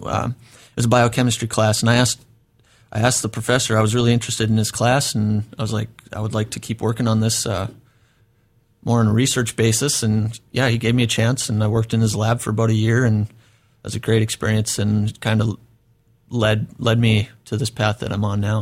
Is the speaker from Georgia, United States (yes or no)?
no; North Dakota, United States; moved away as an adult; now in Oregon, United States; I grew up in North Dakota, uh, small town.